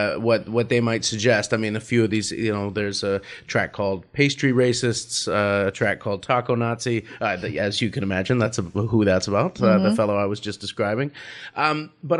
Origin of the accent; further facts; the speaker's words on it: Vancouver, British Columbia, Canada; I'm from Vancouver and my wife's from Toronto